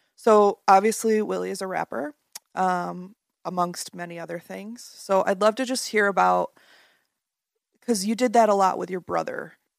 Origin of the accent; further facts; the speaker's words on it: Grand Rapids, Michigan, United States; Growing up in the Grand Rapids area my whole life.